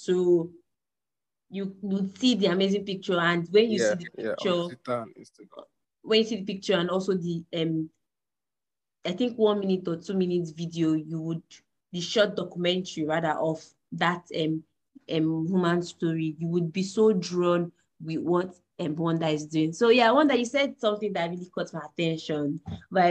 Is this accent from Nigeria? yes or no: yes; Delta, Nigeria; I'm a Niger Delta girl as well. I'm from Delta State.